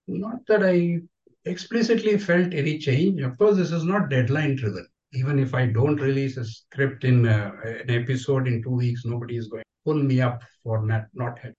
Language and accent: English; Udupi, Karnataka, India; I'm from Udupi